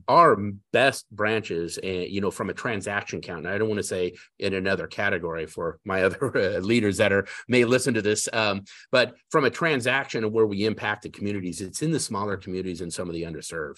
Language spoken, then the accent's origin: English; Denver, Colorado, United States; now in South Carolina, United States; I was born and raised in Denver, Colorado